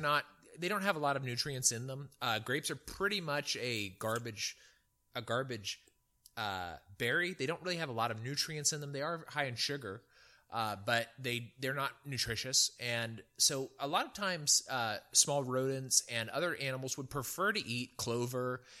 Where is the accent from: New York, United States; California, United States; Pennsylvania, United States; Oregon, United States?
California, United States; Central; moved away; also born or lived in Virginia; I grew up in Central California